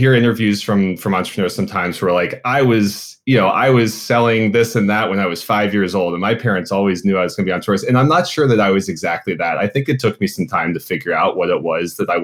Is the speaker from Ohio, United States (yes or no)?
yes; Cincinnati, Ohio, United States; moved away as an adult; I'm from Cincinnati originally, born and raised in Clifton, went to Walnut Hills High School.